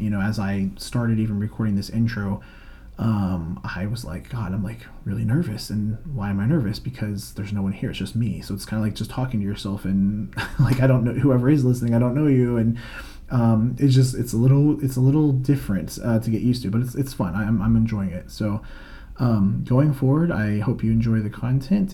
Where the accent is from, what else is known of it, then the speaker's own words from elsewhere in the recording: Florida, United States; I'm from Florida, currently based there as well in the Orlando area.